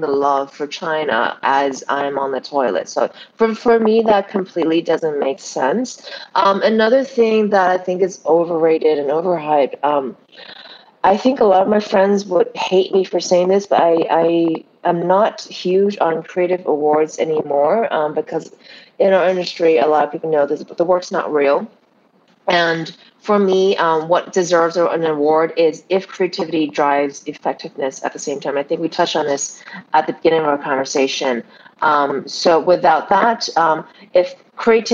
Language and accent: English; Canada; moved away; I was raised in Canada, I've been around the world, I've been kind of all over the place